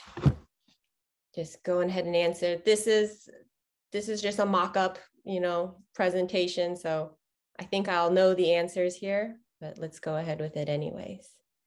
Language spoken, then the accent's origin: English; Houston, Texas, United States; I was born and raised in Houston, Texas